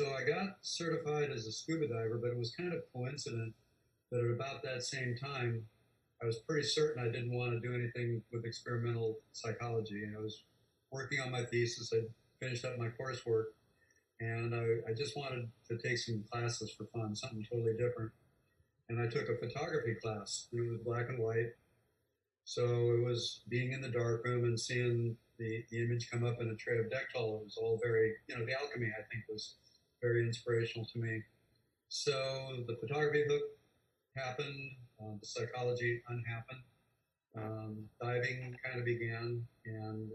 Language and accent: English; Illinois, United States; also born or lived in Denver, Colorado / Hawaii; now in Florida Keys, United States; from the swim team growing up in Illinois